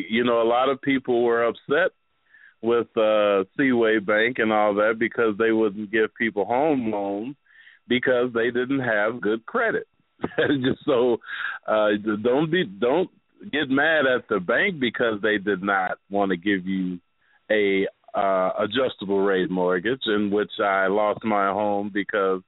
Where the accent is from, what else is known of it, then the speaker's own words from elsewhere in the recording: Chicago, Illinois, United States; moved away as an adult; also born or lived in Alabama; now in Houston, United States; I grew up in the Inglewood area